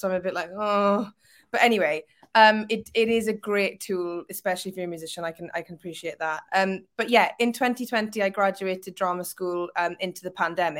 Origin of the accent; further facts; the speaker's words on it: Wales, United Kingdom; now in Liverpool, United Kingdom; Currently in Liverpool, but obviously okay. I'm Welsh.